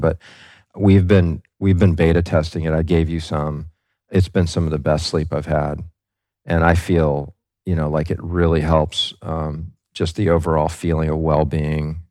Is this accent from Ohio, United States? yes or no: no; Kailua, Hawaii, United States; moved away; also born or lived in Camp Lejeune, North Carolina; I grew up in Kailua, which isn't too far from the North Shore